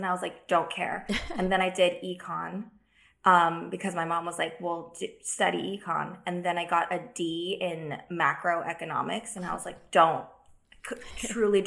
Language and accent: English; Diamond Bar, California, United States; also born or lived in Hacienda Heights / Rowland Heights; I grew up in Diamond Bar, and I went to school at, well, I moved around quite a bit, but it was all in that area of Hacienda Heights, Roland Heights, Diamond Bar